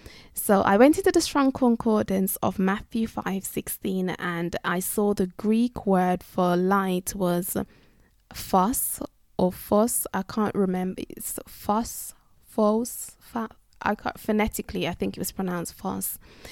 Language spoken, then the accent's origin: English; England, United Kingdom; But as I've mentioned, I'm from England and you can't find kneesberries in Tesco's and Asda.